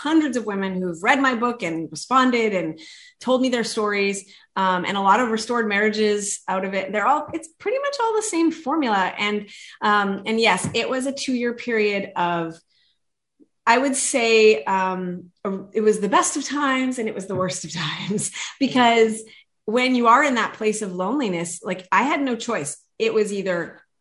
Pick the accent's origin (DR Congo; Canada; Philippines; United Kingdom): Canada; moved away as an adult; now in West Coast, United States; as a Canadian